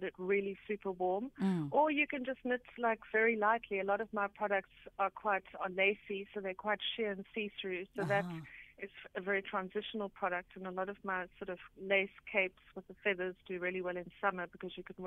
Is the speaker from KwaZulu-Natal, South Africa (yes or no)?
no; Eastern Cape, South Africa; I'm from the Eastern Cape